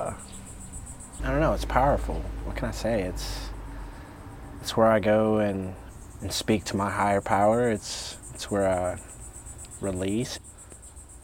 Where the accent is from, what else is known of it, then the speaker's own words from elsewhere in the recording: Norcross, Georgia, United States; moved away as an adult; also born or lived in Canton, Ohio; now in North Carolina, United States; growing up in Georgia